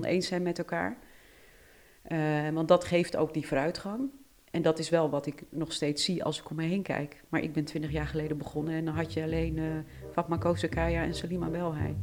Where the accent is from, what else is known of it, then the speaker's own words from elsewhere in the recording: Netherlands; En ik ben Nederlands staatsburger. Ik ben hier geboren.